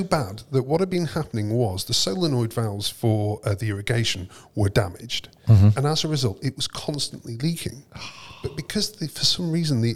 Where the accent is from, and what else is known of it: Preston, North West England, United Kingdom; born or raised there